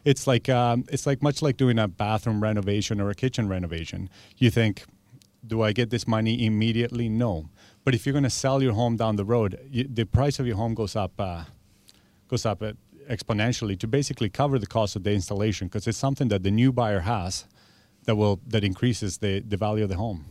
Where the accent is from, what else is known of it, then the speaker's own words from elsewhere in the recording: Argentina; now in Victoria, Canada; I've been here twenty-three years, but I'm originally from Argentina.